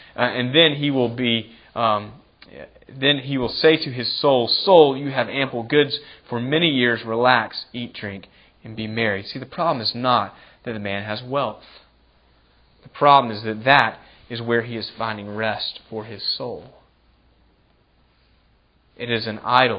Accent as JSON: {"language": "English", "country": "United States", "said": "I love being an American"}